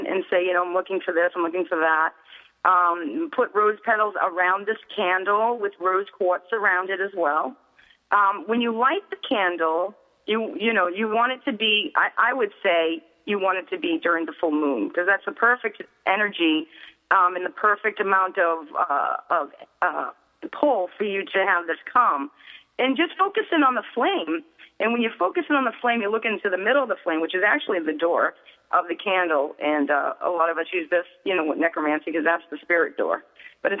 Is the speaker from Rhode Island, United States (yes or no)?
no; Boston, Massachusetts, United States; I'm from Boston